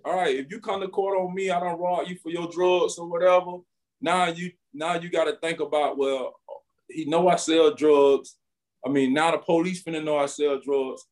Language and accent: English; Winter Haven, Florida, United States; I'm from Winter Haven, Florida. Um, I was born and raised right here in the same community